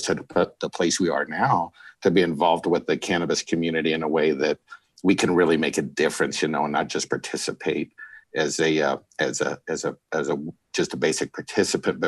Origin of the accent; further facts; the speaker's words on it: southern Alaska, United States; moved away; also born or lived in Bakersfield, California; I grew up in Alaska in a small town in southern Alaska.